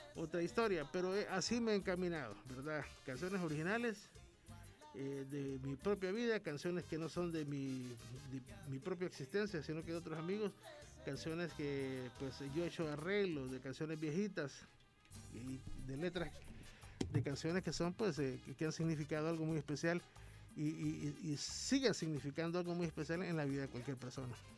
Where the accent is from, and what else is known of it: San Miguel, El Salvador